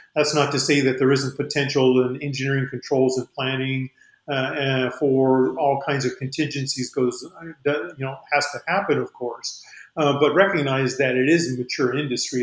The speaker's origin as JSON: {"language": "English", "town": "Albuquerque", "region": "New Mexico", "country": "United States", "said": "I'm from Albuquerque area"}